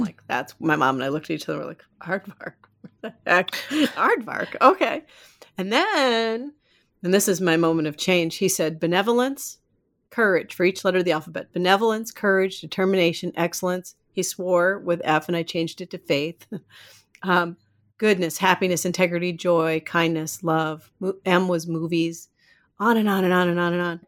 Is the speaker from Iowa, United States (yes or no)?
yes; Iowa, United States; moved away as an adult; also born or lived in Minneapolis, Minnesota / California; now in Maine, United States; raised in Iowa